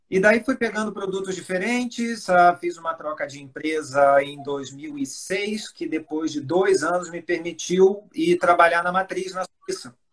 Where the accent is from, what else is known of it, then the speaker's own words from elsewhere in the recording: Espírito Santo, Brazil; also born or lived in Rio de Janeiro; eu, acho que vocês já notaram pelo meu sotaque, eu sou carioca, mas fui criado no Espírito Santo.